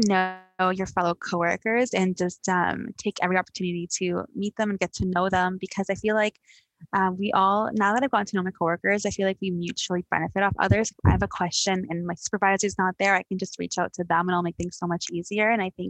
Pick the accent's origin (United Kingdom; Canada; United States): United Kingdom; London; Like I was born and raised in London, so I've been here my entire life.